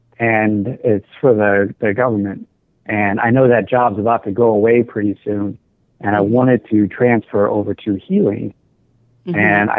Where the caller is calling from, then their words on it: Savannah, Georgia, United States; I'm calling from Savannah, Georgia.